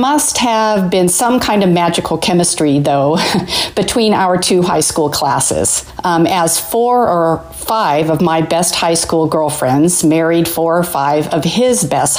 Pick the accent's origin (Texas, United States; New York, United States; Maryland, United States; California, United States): California, United States; Livermore; we grew up in Livermore.